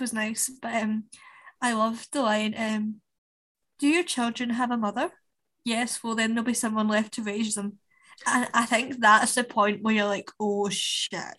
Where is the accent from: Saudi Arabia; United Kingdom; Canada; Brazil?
United Kingdom; Scotland; us as Scottish people